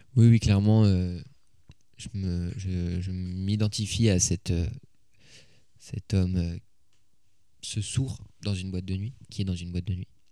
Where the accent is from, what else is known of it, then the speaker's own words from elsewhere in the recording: Paris, Île-de-France, France; j'ai grandi à Paris